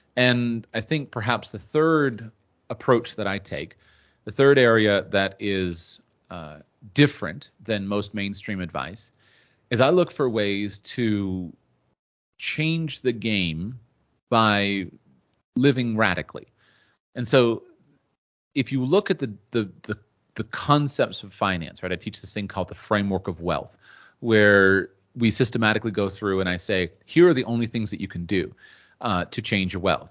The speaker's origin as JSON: {"language": "English", "country": "United States", "said": "I'm from the United States, and in the United States, we live in a very wealthy culture"}